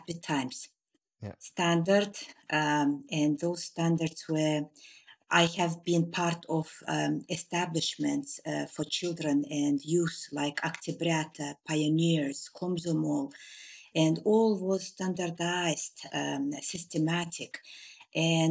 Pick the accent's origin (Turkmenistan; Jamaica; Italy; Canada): Turkmenistan; moved away as an adult; I was born in Turkmenistan in a district which was nearing Uzbekistan